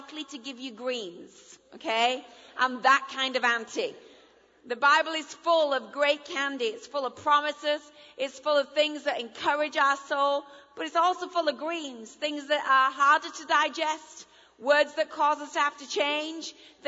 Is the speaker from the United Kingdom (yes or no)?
yes; England, United Kingdom; first language English; moved away as an adult; now in United States; I married an American, so I'm bilingual, so I understand you all. I'm now an American citizen and an English citizen